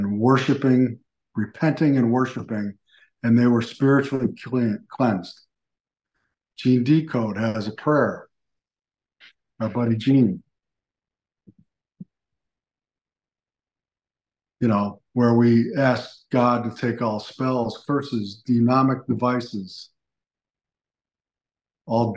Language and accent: English; Buffalo, New York, United States; moved away; I'm originally from Buffalo